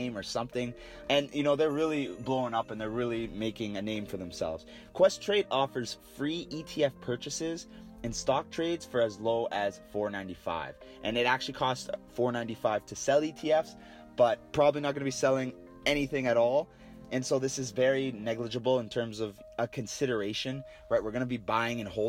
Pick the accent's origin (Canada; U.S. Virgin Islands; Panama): Canada; we're all Canadian